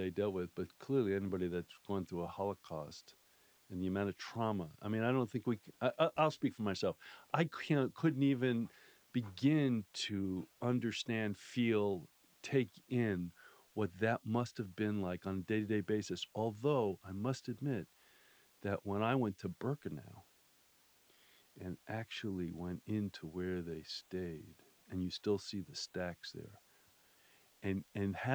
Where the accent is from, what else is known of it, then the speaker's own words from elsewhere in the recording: Miami Beach, Florida, United States; moved away; when I was a kid, I grew up in Miami Beach, Florida